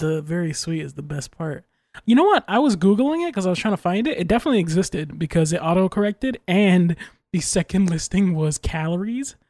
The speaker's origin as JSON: {"language": "English", "country": "United States", "said": "I'm American"}